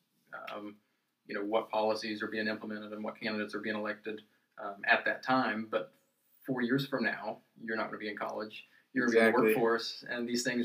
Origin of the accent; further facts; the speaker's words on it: Beckley, West Virginia, United States; I'm actually from Beckley